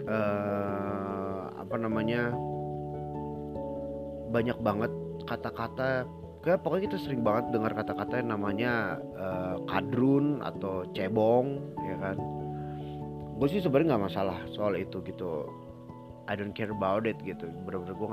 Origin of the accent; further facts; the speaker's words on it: Jakarta, Indonesia; born there; dia tahu nggak gue lahir di Kelapa Gading tahu nggak dia Kelapa Gading itu Jakarta Utara tahu nggak Jakarta Utara itu di Jakarta